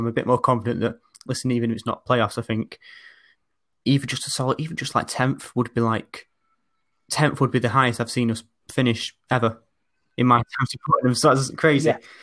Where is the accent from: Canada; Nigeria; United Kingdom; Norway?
United Kingdom; Oldham, North West England; I'm from Oldham. Uh, but as you can maybe sort of tell from my accent, it's a bit sort of different from sort of the more traditional older ones